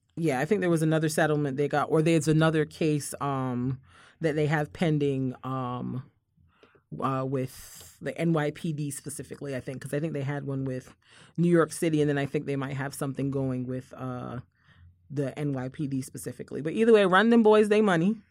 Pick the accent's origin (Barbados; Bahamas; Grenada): Barbados; moved away; as a kid growing up in Barbados